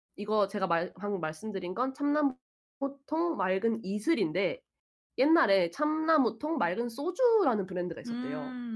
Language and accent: Korean; Seoul, South Korea; 저는 이게 아무것도 모르는 서울 사람이니까